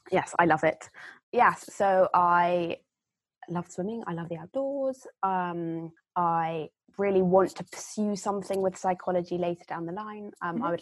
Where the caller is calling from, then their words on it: Exeter, South West England, United Kingdom; Um, so I'm dialing in from Exeter, um, where I'm currently in my third year at university.